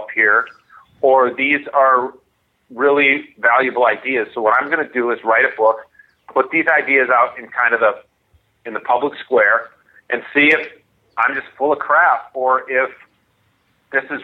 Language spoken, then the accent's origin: English; Minnesota, United States; also born or lived in New Hampshire / California; a big part of who I am is a Minnesotan. I grew up here. I currently live about two blocks from where I grew up.